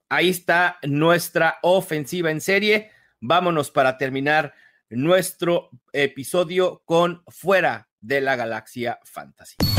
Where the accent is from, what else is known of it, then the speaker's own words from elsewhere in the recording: Mexico; aquí en México